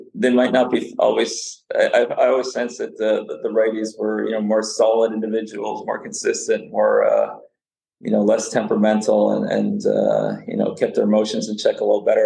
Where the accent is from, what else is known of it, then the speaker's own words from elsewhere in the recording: Canada; first language Serbian; also born or lived in Serbia; I moved from Serbia to Canada in 1976. I was four, uh, only spoke Serbian